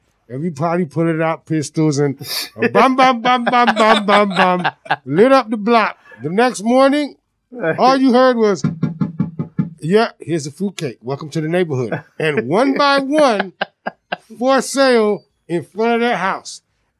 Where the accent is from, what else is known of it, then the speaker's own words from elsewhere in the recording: Miami Gardens, Florida, United States; When I was 7, we moved to the neighborhood that I grew up in Miami Gardens.